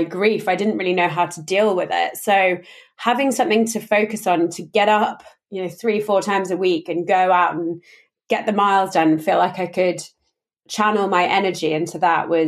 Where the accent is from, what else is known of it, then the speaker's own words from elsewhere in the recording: London, United Kingdom; I'm from London. I grew up in London.